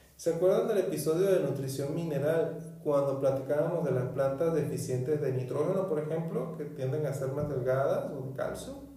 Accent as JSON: {"language": "Spanish", "region": "northern Venezuela", "country": "Venezuela", "tie": "born or raised there", "said": "En mi pueblo natal, en el norte de Venezuela"}